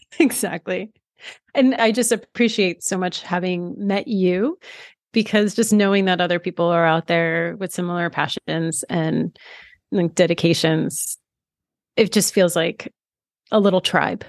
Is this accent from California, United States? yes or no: no; outside of New York City, United States; I grew up outside of New York City.